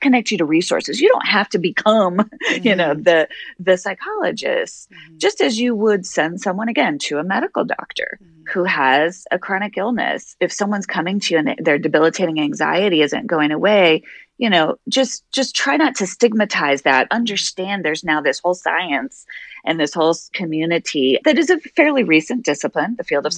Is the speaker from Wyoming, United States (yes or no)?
yes; Wyoming, United States; now in Boston, United States; I'm originally from Wyoming.